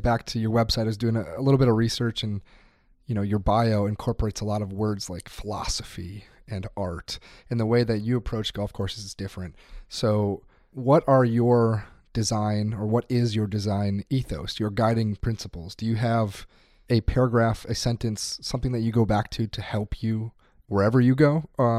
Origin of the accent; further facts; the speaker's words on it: Wisconsin, United States; I'm from Wisconsin.